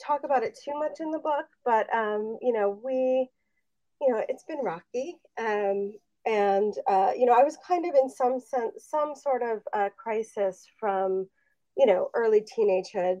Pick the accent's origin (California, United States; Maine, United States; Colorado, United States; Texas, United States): California, United States; Los Angeles; I grew up in Los Angeles in the 1980s